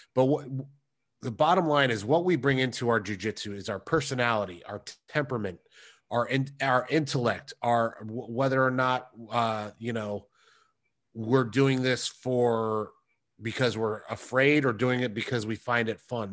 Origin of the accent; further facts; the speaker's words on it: United States; I am American. I'm an American person